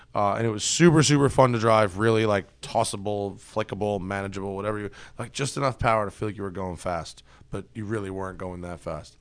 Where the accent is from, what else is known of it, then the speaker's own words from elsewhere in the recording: New York, United States; I'm from New York